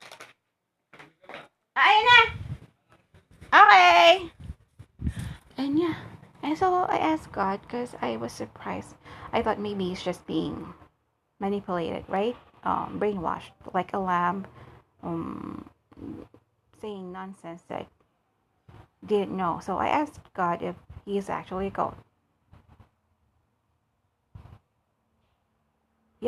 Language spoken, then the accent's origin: English; Malolos, Central Luzon, Philippines; I'm from Bulacan, Malolos, Bulacan